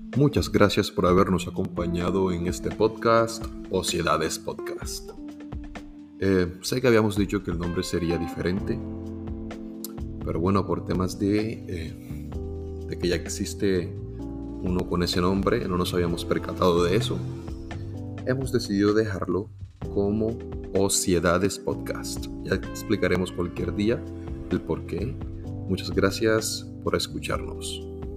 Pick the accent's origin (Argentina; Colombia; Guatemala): Colombia; Montería, Córdoba; moved away as an adult; now in Sincelejo, Colombia; Yo me, nací, me crié en Montería